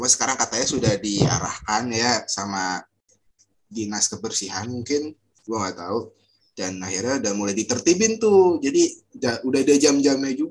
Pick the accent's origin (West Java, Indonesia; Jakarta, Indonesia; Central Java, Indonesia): Jakarta, Indonesia; gue orang Jakarta tapi kalah lu mau bocah-bocah Citayam.